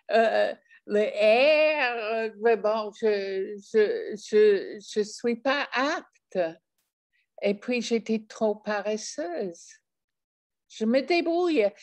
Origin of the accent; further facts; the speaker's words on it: France; quand je dis je suis française et je montre, je suis prête à montrer ma carte d'identité